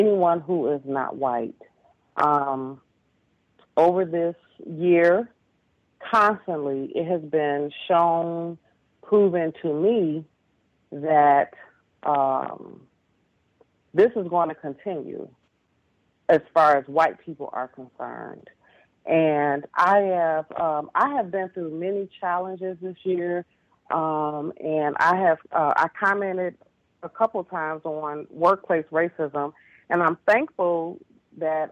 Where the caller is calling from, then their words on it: Detroit, Michigan, United States; I'm calling from Detroit